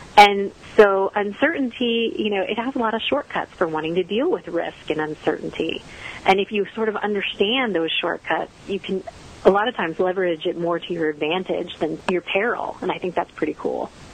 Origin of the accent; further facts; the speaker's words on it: the Northeast near New York City, United States; now in Texas, United States; I grew up in the Northeast near New York City